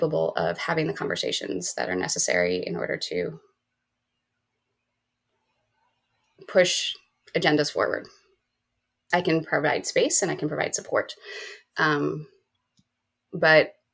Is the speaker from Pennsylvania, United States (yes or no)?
yes; Berks County, Pennsylvania, United States; moved away as an adult; also born or lived in Philadelphia, United States; I grew up in Berks County